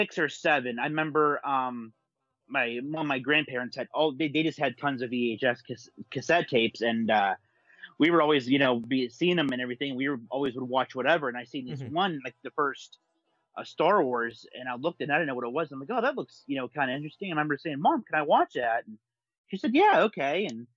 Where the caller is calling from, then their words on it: Pittsburgh, Pennsylvania, United States; I'm calling up from here and up around in Pennsylvania here in the States.